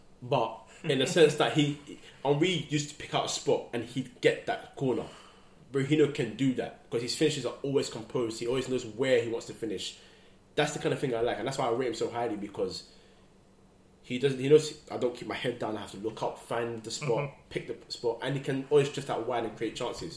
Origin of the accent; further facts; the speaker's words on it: Ghana; I'm Ghanaian as well